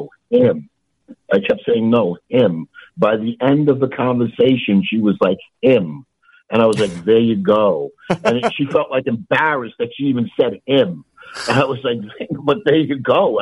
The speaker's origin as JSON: {"language": "English", "town": "New York City", "region": "New York", "country": "United States", "tie": "born or raised there", "said": "I grew up in New York City in the 60s and 70s"}